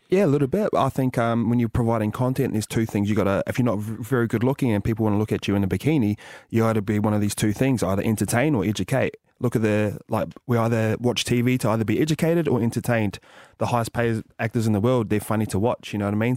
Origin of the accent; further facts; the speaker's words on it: Tokoroa, Waikato, New Zealand; moved away; also born or lived in England / Penrith; Grew up in a small town called Tokoro